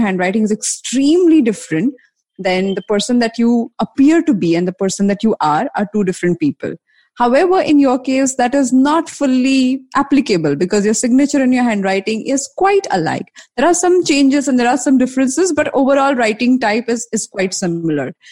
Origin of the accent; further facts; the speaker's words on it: Mumbai, Maharashtra, India; I'm from Bombay